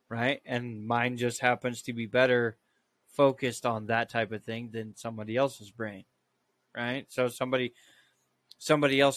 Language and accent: English; Idaho, United States; growing up in Idaho